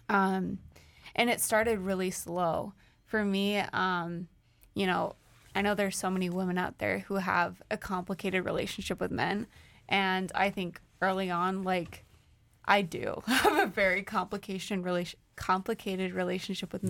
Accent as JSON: {"language": "English", "town": "St. Louis", "region": "Missouri", "country": "United States", "moved": "as an adult", "lives_now": "Chicago, United States", "said": "we're from St. Louis."}